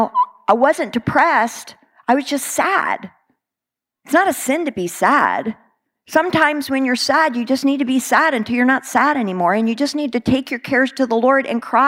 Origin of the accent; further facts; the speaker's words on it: Texas, United States; I'm a Texan